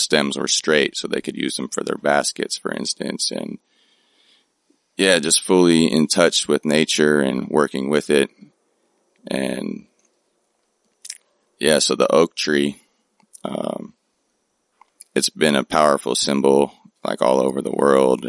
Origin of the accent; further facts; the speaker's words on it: Oakland, California, United States; my hometown of Oakland, California.